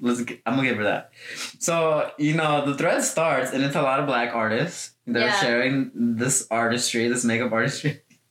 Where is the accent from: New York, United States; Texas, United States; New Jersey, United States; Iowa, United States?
Texas, United States; Houston; I grew up in Houston